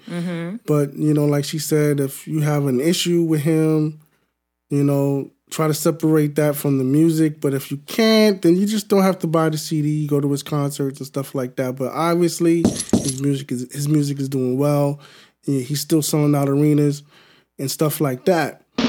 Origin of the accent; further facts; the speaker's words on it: New York City, New York, United States; I'm from New York City.